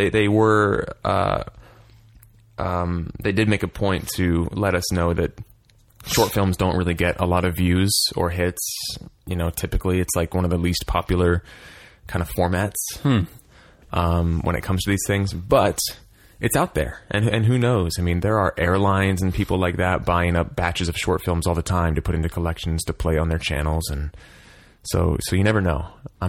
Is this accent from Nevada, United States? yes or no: no; Philadelphia, Pennsylvania, United States